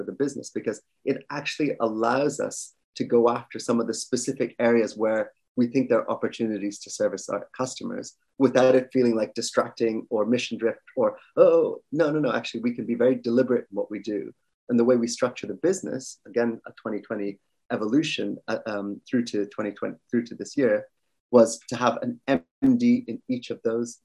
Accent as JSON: {"language": "English", "country": "Ireland", "tie": "born or raised there", "also_born_or_lived": "Kerala, India", "moved": "as an adult", "lives_now": "London, United Kingdom", "said": "I'm originally Indian. I actually grew up in Ireland, moved over to the UK to London about 20 years ago"}